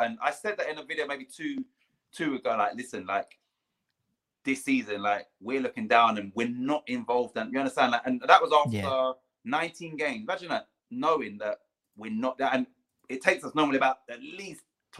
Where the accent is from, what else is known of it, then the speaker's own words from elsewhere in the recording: London, United Kingdom; And I grew up on Putney Vale State, which is where Wimbledon used to train, you know?